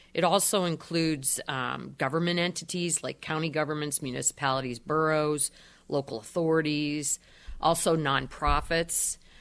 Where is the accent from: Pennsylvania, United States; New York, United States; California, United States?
Pennsylvania, United States; Erie; I was born and raised in Erie